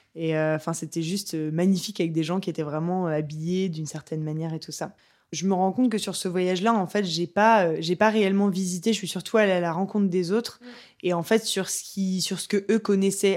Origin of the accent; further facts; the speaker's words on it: Le Havre, Normandy, France; je suis du Havre